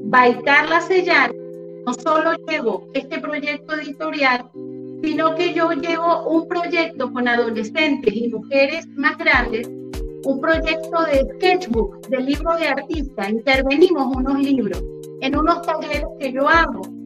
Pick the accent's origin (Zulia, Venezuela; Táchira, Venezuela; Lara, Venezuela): Lara, Venezuela; also born or lived in Uruguay; now in Utah, United States; nací en Uruguay y llegué en el año 78 junto a mi familia. Llegamos a Venezuela.